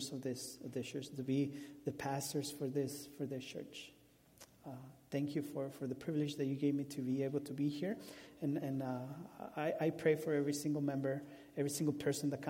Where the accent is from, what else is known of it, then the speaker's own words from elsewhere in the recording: Mexico; first language Spanish; English is a second language; now in Omaha, United States; I'm from Mexico, and he brought me to Omaha, Nebraska.